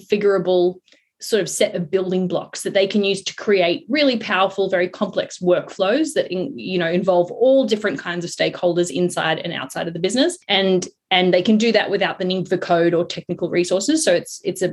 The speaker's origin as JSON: {"language": "English", "country": "South Africa", "moved": "yes", "lives_now": "Sydney, Australia", "said": "I'm South African."}